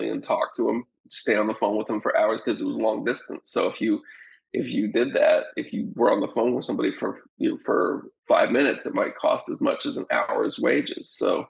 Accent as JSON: {"language": "English", "region": "Utah", "country": "United States", "tie": "born or raised there", "also_born_or_lived": "Alaska", "moved": "yes", "lives_now": "Houston, United States", "said": "I grew up in Utah, lived my entire life in Utah. Nobody ever left. You know, my grandfather never went traveled further away from our little town of Smithfield than one bowel movement away."}